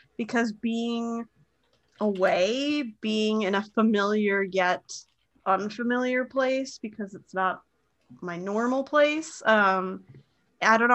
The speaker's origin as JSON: {"language": "English", "town": "Moorhead", "region": "Minnesota", "country": "United States", "tie": "born or raised there", "moved": "yes", "said": "my hometown of Moorhead, Fargo Moorhead."}